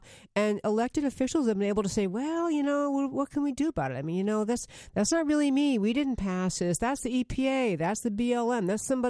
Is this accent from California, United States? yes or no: no; New York, United States; I grew up in New York and I did master talking fast.